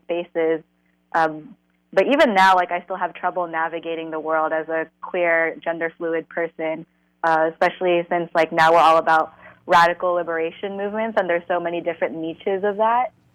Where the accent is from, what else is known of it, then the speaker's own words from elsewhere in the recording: Fremont, California, United States; born and raised in the Bay, more specifically in the East Bay, Fremont.